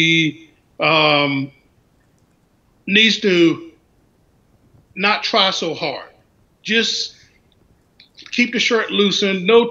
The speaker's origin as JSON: {"language": "English", "region": "North Carolina", "country": "United States", "tie": "born or raised there", "moved": "yes", "lives_now": "Washington, D.C., United States", "said": "I'm from North Carolina"}